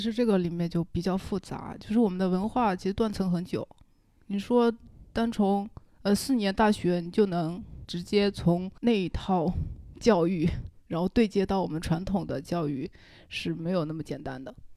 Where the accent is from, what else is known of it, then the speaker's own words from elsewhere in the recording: Wenzhou, Zhejiang, China; now in Zhujiajiao, China; 我来自温州一个叫龙湾的地方 靠近机场有个叫沙北的村子